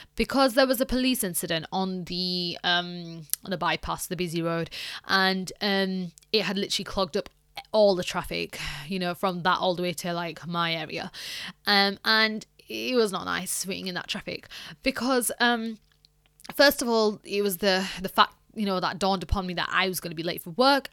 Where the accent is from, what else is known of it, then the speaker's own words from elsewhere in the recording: United Kingdom; a British person